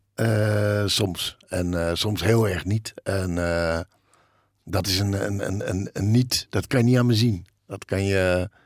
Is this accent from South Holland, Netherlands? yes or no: no; Bussum, North Holland, Netherlands; ik heb een, rijke jeugd gehad. En in het Gooi.